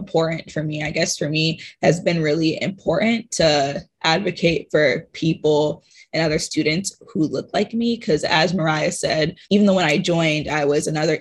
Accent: Atlanta, Georgia, United States; moved away as an adult; I'm from Atlanta, Georgia

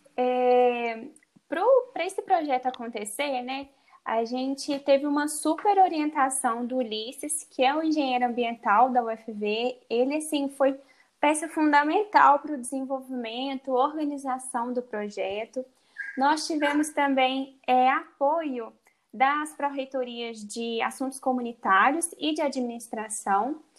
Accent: Minas Gerais, Brazil; sou de Minas Gerais

